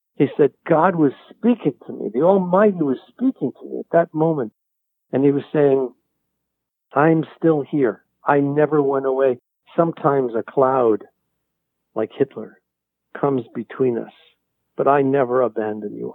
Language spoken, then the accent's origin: English; New York, United States; I, I grew up in New York